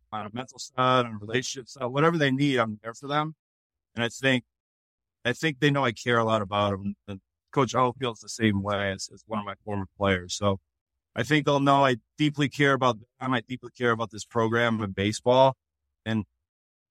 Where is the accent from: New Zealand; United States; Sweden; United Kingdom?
United States; Connecticut; I'm from New England. I'm from Connecticut